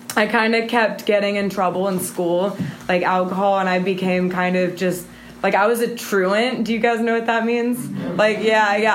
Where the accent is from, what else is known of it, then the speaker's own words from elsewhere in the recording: Missouri City, Texas, United States; I was born in Houston, um, in Missouri City, and I have a Mexican mom and then an American dad